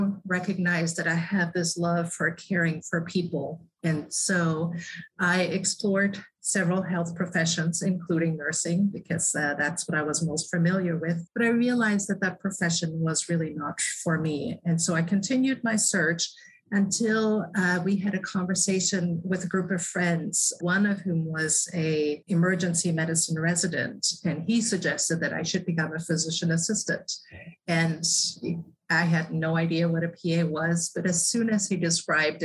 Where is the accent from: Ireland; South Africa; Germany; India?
Germany; English is a second language; moved away as an adult; now in United States; So I grew up in Germany with a mother who was a nurse.